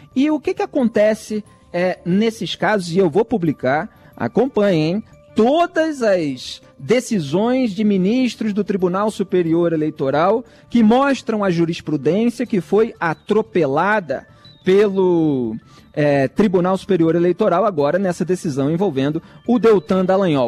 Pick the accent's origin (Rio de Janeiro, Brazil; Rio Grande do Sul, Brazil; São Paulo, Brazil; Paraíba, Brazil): Rio de Janeiro, Brazil; eu sou do Rio de Janeiro